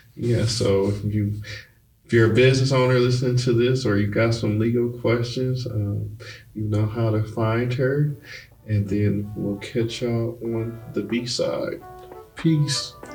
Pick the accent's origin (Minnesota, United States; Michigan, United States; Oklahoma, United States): Michigan, United States; Detroit; moved away as an adult; also born or lived in Baltimore; we're moving from Michigan out of Detroit. So I actually lived in Baltimore for a little bit.